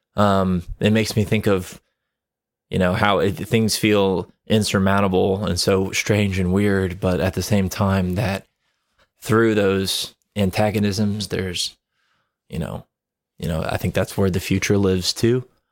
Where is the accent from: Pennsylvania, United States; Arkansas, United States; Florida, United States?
Florida, United States; Ocala; my hometown. I worked for a homeless charity